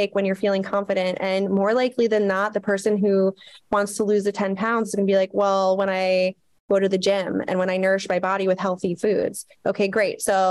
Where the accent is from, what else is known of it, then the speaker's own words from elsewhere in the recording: United States; we were brought up in the US